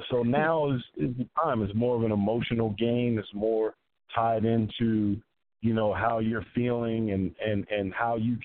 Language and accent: English; Philadelphia, Pennsylvania, United States; growing up in Philly